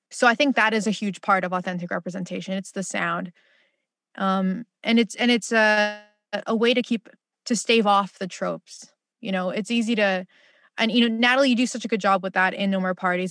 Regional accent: Philippines; as a Filipino

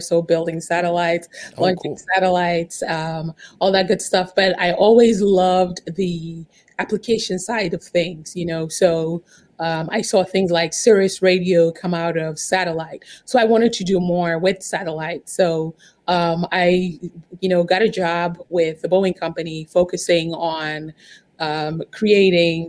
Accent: New York, United States; I'm actually from New York, but right now as we speak, I'm in Chicago

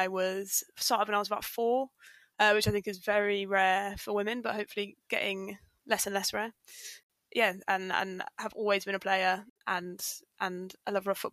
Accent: Nottingham, East Midlands, United Kingdom; moved away; So I am from Nottingham. Originally

